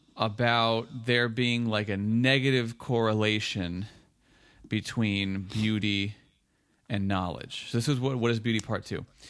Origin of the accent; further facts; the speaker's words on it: Woodbridge, New Jersey, United States; where I was growing up in Woodbridge